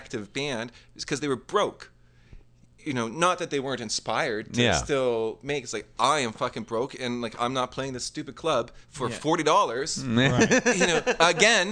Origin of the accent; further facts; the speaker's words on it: Schaumburg, Illinois, United States; I grew up in Schaumburg